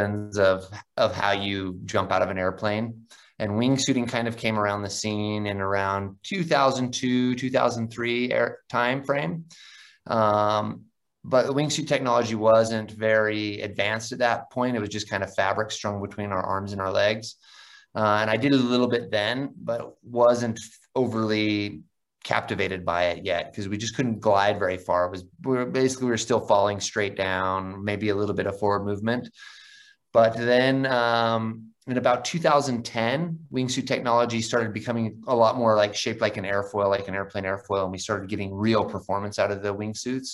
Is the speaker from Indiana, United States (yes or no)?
no; Idaho, United States; I grew up in the Idaho in the United States